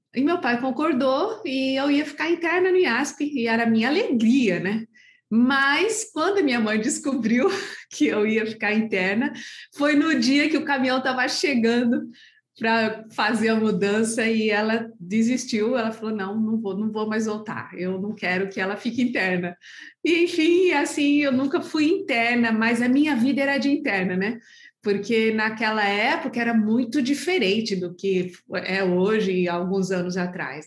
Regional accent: São Paulo, Brazil; also born or lived in Brasília / Campo Grande / Niterói; now in Petrópolis, Brazil; eu sou paulistana, na igreja de Vila Liviero, em São Paulo

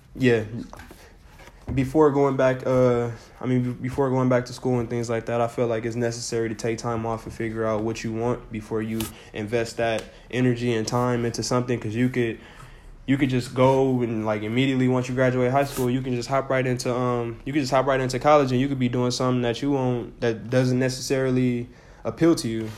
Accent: United States; we're from America

